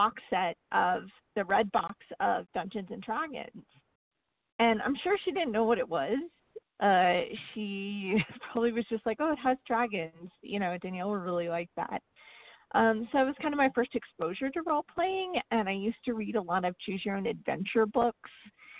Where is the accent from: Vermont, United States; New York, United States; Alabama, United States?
Vermont, United States; northern; now in Texas, United States; I grew up in northern Vermont, very close to Canada. My hometown is just 60 miles from the Canadian border, and now I live in Texas